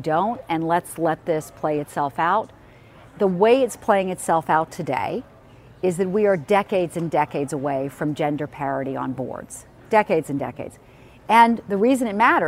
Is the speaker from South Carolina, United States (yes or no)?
yes; Charleston, South Carolina, United States; moved away; I love my hometown